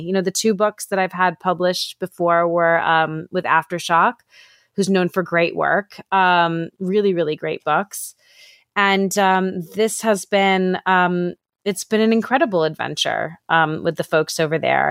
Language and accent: English; New York City, New York, United States; moved away; I'm from New York City originally, and my dad still lives walking distance from the Javits Center